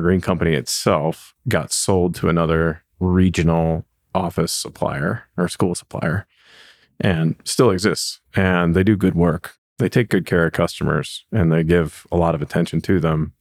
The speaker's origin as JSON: {"language": "English", "town": "Cincinnati", "region": "Ohio", "country": "United States", "tie": "born or raised there", "moved": "yes", "lives_now": "Denver, United States", "said": "I grew up in Cincinnati, Ohio"}